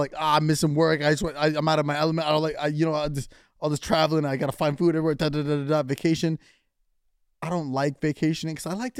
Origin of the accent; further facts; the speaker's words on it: United States; They knew that we were Americans